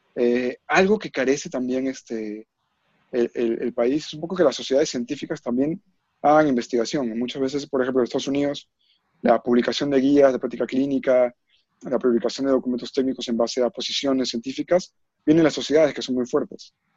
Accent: Peru; como peruanos que somos

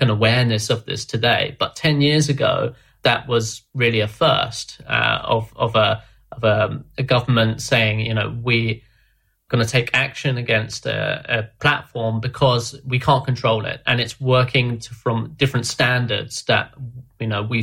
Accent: London, United Kingdom; I'm from London

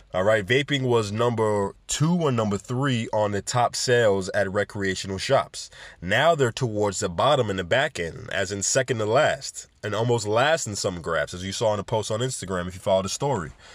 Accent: Jamaica; Jamaica, my home country

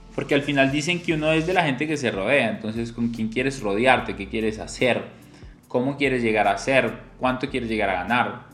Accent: Colombia; mi país, Colombia

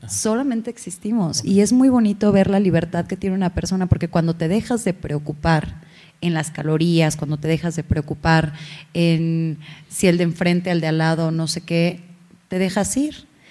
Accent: Hidalgo, Mexico; yo soy mexa, soy de Hidalgo

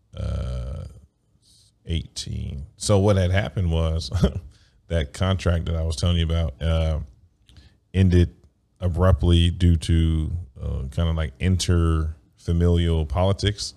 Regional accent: United States; I grew up in a capitalistic, like, America

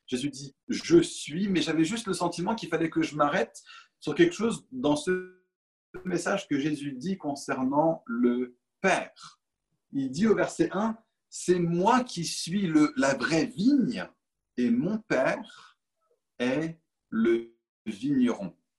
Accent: Paris, Île-de-France, France; Je suis parisien

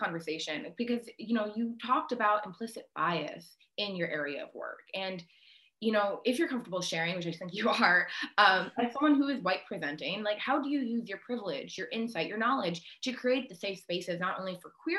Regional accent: Washington, United States; as someone who was like born and raised in Washington

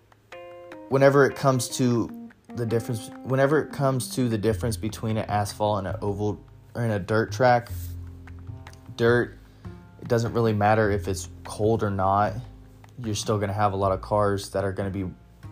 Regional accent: New Castle, Indiana, United States; So Mount Lawn Speedway is in Newcastle, Indiana. It's actually my hometown.

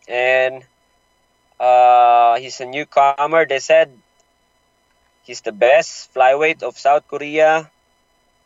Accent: Manila, Metro Manila, Philippines; it's my hometown

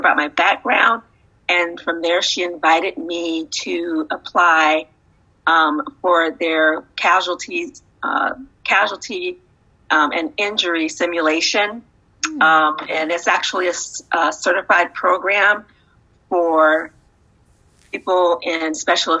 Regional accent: Ohio, United States; moved away; also born or lived in Texas / Arizona / Southern California; I'm originally from Ohio

